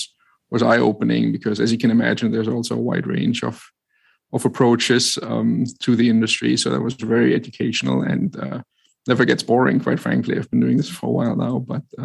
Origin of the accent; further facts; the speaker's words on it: Germany; English is a second language; moved away as an adult; also born or lived in New York; I grew up in Germany and lived there for 30 years and then met my wife who lived in New York. So I relocated to be with her